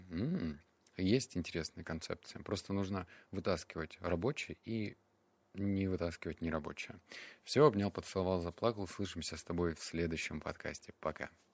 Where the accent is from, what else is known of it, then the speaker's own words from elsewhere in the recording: Russia; also born or lived in Barnaul / Novosibirsk; я рос в Барнаул, Новосибирск